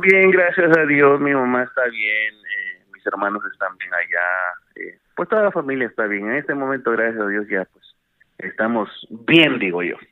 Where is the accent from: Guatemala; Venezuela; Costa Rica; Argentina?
Guatemala; Boca del Monte, Guatemala Department; moved away as an adult; also born or lived in San Marcos, Guatemala / North Carolina, United States / Washington DC area, United States; now in United States; Yo nací en San Marcos, en la reforma San Marcos, eh, luego la familia se movió para Boca del Monte. De Boca del Monte, pues ahí me anduve de patechucho